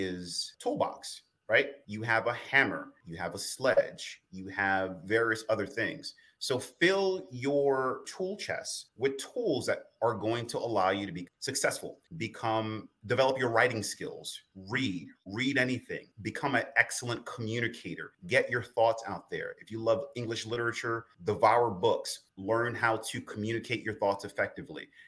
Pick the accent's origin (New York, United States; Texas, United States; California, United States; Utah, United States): New York, United States; New York City; when I was a kid growing up in the South Bronx, New York